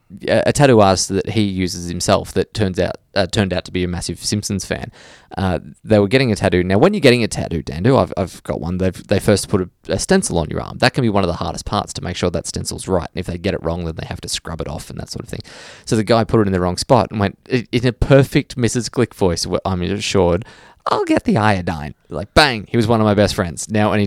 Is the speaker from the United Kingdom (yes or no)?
yes; England, United Kingdom; moved away as an adult; now in Queensland, Australia; I listen every day on my short drive to work here in central Queensland, where I moved 10 years ago from England.